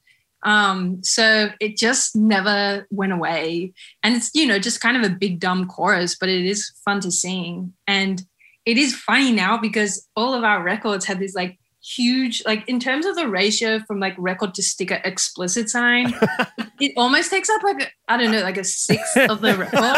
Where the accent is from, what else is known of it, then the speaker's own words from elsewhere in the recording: Australia; being an Australian band